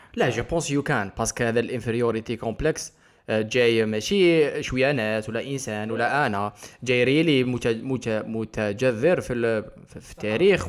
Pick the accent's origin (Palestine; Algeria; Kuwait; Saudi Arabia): Algeria; انا فرد جزائري